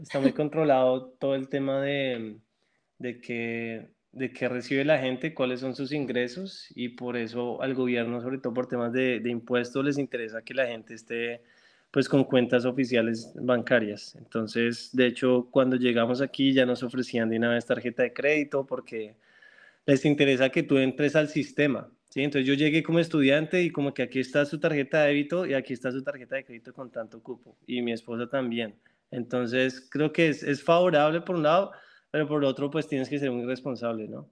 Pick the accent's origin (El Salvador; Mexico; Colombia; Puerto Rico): Colombia; moved away as an adult; now in Canada; como colombiano